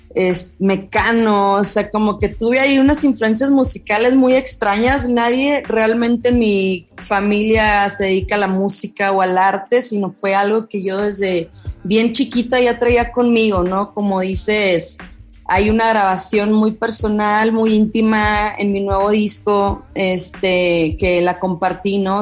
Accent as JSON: {"language": "Spanish", "town": "Monterrey", "region": "Nuevo León", "country": "Mexico", "tie": "born or raised there", "moved": "as an adult", "lives_now": "Mexico City, Mexico", "said": "nací, crecí en Monterrey"}